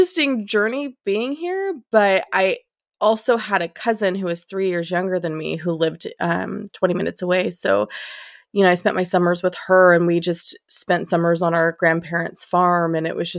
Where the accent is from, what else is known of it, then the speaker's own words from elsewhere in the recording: Modesto, California, United States; I've born and raised in California, lived here my whole life